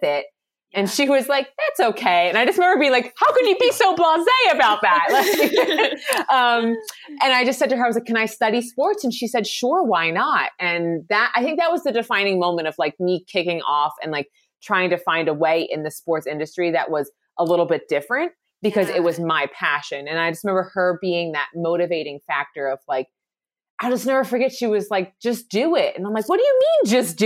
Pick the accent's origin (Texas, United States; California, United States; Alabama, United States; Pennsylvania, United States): Pennsylvania, United States; Philadelphia; I'm originally from Philadelphia